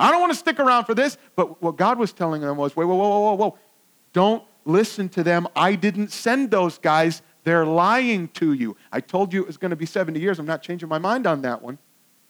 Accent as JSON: {"language": "English", "region": "Virginia", "country": "United States", "said": "I like telling people that I'm from Northern Virginia, but I don't always like it here."}